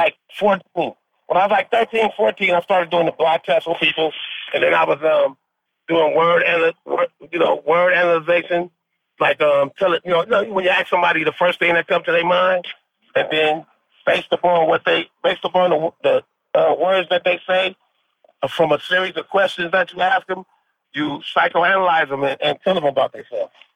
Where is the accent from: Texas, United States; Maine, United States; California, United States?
California, United States; Compton; grew up in Compton, California